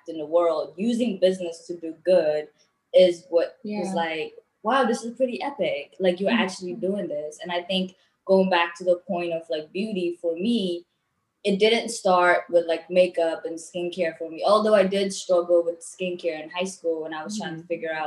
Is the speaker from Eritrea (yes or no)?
yes; Eritrea; moved away; I was born and raised back home in Eritrea.